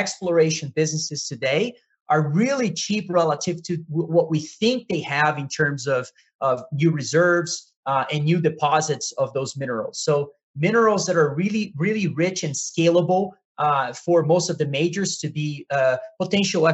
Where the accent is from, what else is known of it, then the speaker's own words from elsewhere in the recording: Brazil; I'm from Brazil